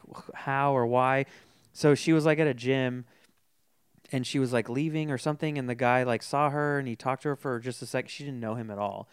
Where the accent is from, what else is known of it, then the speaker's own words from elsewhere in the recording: Folsom, California, United States; I, I grew up in Folsom